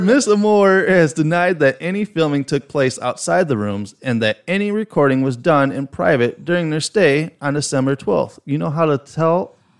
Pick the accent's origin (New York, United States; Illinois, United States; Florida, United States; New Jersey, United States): Illinois, United States; Chicago; accent: heavy Chicago; my heavy Chicago accent